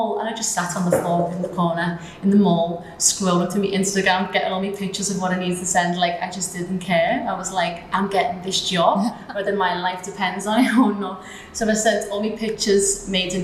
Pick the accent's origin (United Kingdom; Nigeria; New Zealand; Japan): United Kingdom; Liverpool, North West England; now in Dubai, United Arab Emirates; I come from Liverpool in the United Kingdom, so where I'm from, it's obviously a big, big, big culture difference from the UAE